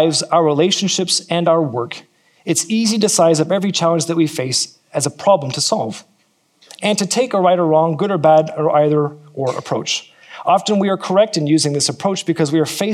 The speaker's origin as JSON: {"language": "English", "region": "California", "country": "United States", "moved": "yes", "lives_now": "New Zealand", "said": "I'm from California"}